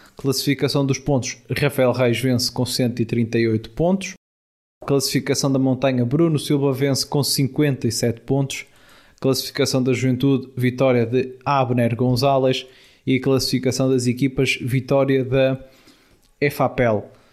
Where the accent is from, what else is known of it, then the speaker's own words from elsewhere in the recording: Norte, Portugal; quer eu, quer o Tiago, que somos aqui da, da Zona Norte